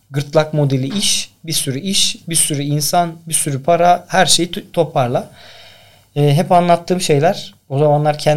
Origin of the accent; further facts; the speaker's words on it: Tekirdağ, Turkey; born there; 82 Tekirdağ doğumluyum ben. İşte aslında ben dükkana doğmuşum öyle diyorlar.